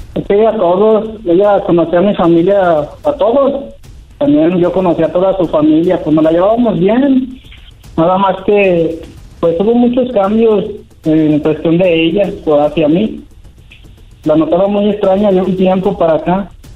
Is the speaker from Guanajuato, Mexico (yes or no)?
yes; San Francisco del Rincón, Guanajuato, Mexico; Yo soy de aquí de San Francisco del Rincón, Guanajuato